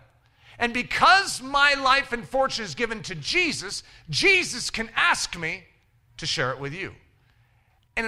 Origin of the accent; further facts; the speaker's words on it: United States; as an American Christian